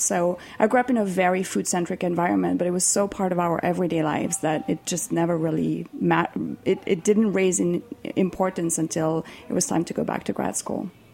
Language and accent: English; Switzerland; moved away; I am from Switzerland